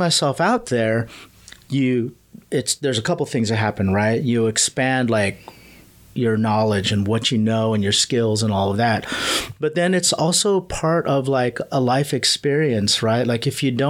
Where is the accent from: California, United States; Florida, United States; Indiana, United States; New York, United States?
California, United States; also born or lived in Manila, Philippines; I'm a California boy